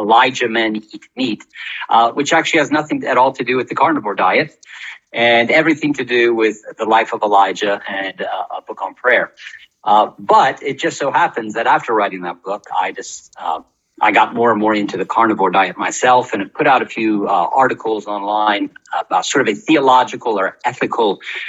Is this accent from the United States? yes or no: yes; United States; accent: American; moved away as an adult; also born or lived in England; now in Cambridge, United Kingdom; my accent, which is probably sounds more American than British to most of you. I grew up in the States, but have lived the last 20 years here in the UK.